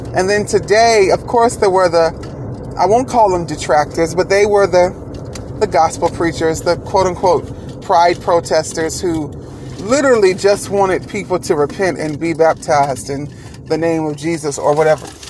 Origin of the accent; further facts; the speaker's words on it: Rock Hill, South Carolina, United States; my hometown of Rock Hill